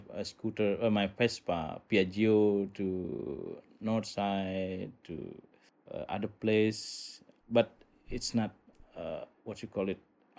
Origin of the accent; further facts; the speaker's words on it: Buduk, Bali, Indonesia; I'm from Buduk